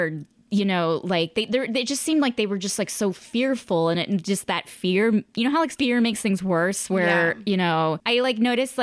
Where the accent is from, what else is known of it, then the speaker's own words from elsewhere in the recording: United States; I'm from the United States